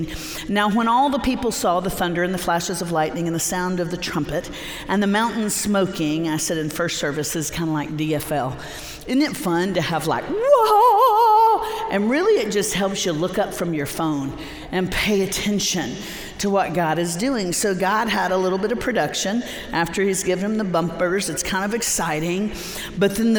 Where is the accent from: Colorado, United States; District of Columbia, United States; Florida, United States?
Florida, United States; Central; we grew up in Central Florida